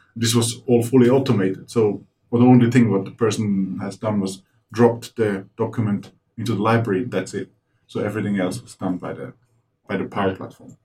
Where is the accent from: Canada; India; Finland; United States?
Finland; we're from Finland